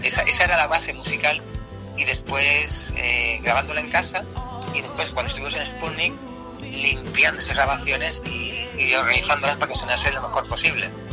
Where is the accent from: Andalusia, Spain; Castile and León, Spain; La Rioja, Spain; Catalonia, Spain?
Andalusia, Spain